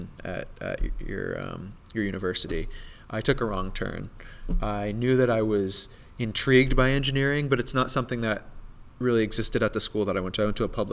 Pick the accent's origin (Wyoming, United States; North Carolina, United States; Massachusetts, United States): Massachusetts, United States; North Reading; my hometown, North Reading, where Teradyne is